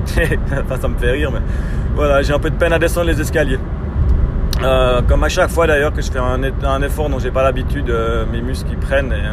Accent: Switzerland; en tant que Suisse

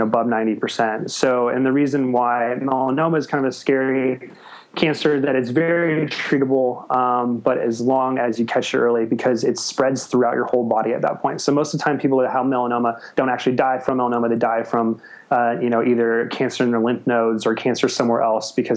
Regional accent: Arizona, United States; moved away as an adult; also born or lived in Los Angeles; now in Australia; I'm from Arizona, but went to school

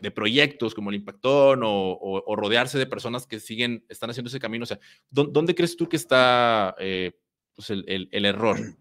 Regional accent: Mexico; acá en mi país, en México

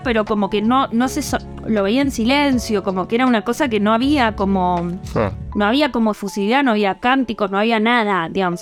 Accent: Argentina; como buena argentina

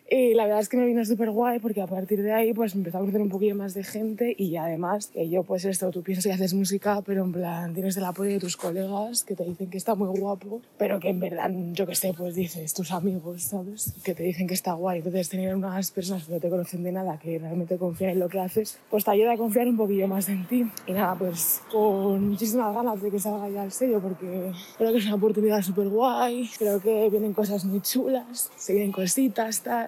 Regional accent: Madrid, Community of Madrid, Spain; tengo 22 años, soy de Madrid

